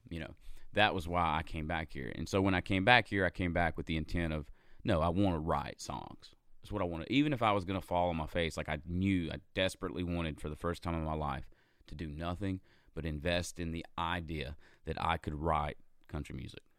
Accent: Gastonia, North Carolina, United States; moved away as an adult; also born or lived in Charlotte, North Carolina; now in Nashville, United States; I was in a band in my hometown. I'm from a little town called Gastonia, North Carolina

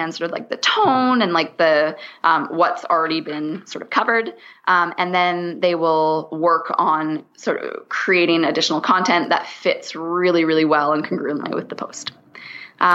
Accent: Canada; I'm Canadian. So I say niche

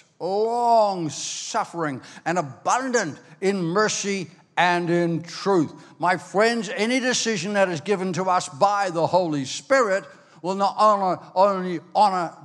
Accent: Ireland; also born or lived in Australia; now in New Zealand; I was born in Ireland

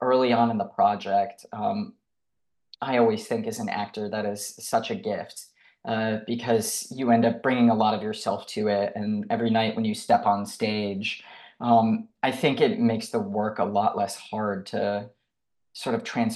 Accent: Detroit, Michigan, United States; I have tremendous pride for my home state and for my home city of Detroit

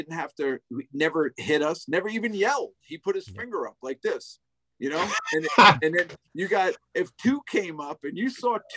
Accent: United States; I'm an American

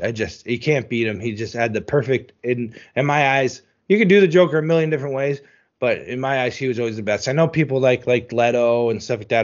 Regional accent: New Jersey, United States; I grew up in New Jersey.

